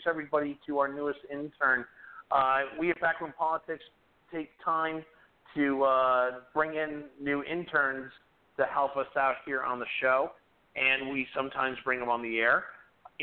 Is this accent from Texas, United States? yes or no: no; Massachusetts, United States; now in Washington, United States